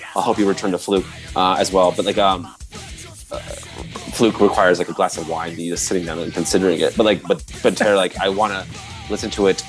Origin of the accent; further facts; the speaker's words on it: Florida, United States; I'm kind of from Florida